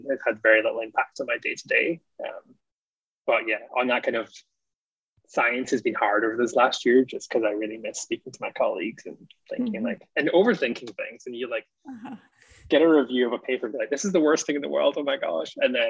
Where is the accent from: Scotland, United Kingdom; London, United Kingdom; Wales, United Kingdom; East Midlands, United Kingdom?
Scotland, United Kingdom; moved away as an adult; also born or lived in England / Alaska; now in Canada; because I grew up in Scotland and I moved to England to do my master's and my PhD. But a big chunk of my PhD was in Alaska and had a lot of American colleagues.